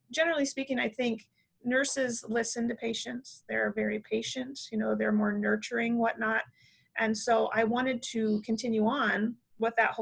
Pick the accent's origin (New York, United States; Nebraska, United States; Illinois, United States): Nebraska, United States; now in Iowa, United States; I was born in Nebraska, actually, and I live in Iowa